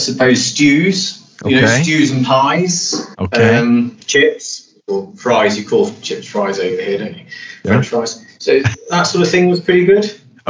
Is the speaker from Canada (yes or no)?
no; Derbyshire, East Midlands, United Kingdom; I grew up, I suppose, mainly in Derbyshire, which is in the middle of Britain, pretty much, countryside.